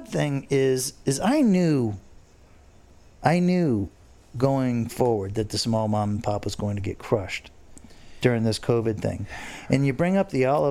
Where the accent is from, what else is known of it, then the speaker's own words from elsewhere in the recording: Fort Lauderdale, Florida, United States; Growing up in Fort Lauderdale, Chuck's Steakhouse has been a staple. Now, we moved here in 1975